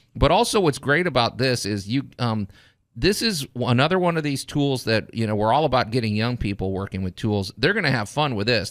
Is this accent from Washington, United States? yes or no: no; Chicago, Illinois, United States; moved away as an adult; now in Memphis, United States; I grew up in Chicago